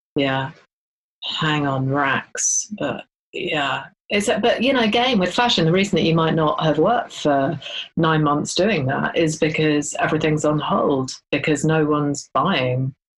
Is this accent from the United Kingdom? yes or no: yes; Ealing, London, United Kingdom; I grew up in Ealing